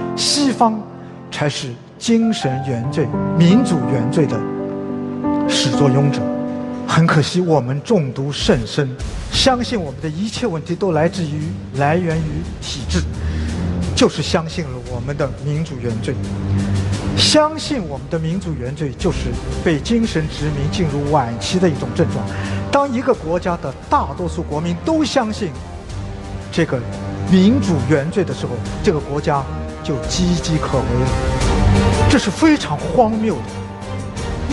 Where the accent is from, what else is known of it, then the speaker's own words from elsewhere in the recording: China; also born or lived in France; 我当时中国人呢